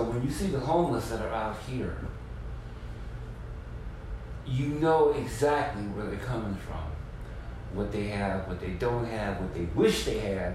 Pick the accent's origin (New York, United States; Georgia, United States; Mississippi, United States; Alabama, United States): Mississippi, United States; Mississippi Gulf Coast, United States; also born or lived in New Orleans, Louisiana; now in San Francisco, United States; I'm originally from what you would call the land of hurricanes. Okay? I'm from the Mississippi Gulf Coast